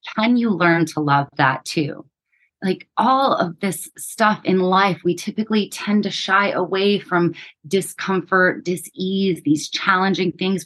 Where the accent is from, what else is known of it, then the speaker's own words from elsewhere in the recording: New Mexico, United States; we grew up in New Mexico poor, uneducated, unhealthy state